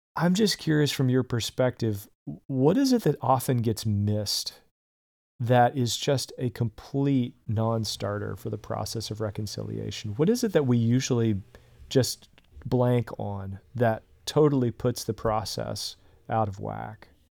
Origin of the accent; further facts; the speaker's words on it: the South, United States; I grew up in the South